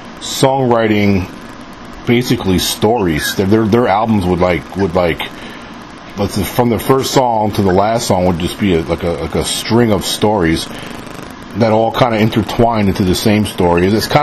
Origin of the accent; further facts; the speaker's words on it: New York, United States; now in Mississippi, United States; I live in Mississippi. I'm from New York originally, but I've been living down in the South for like over 20 years now.